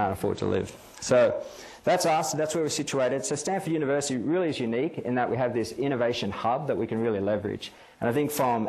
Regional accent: Australia; moved away as an adult; also born or lived in Canada; now in United States; being Australian

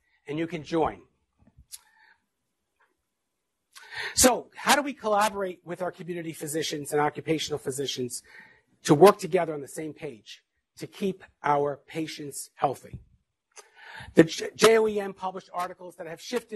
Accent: Mount Vernon, New York, United States; I grew up in Mount Vernon, New York

